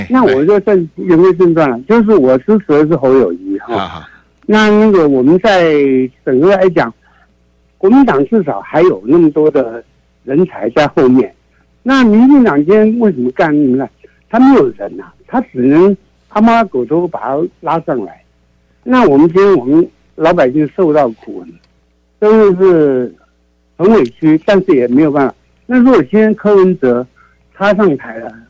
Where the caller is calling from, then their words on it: Yilan County, Taiwan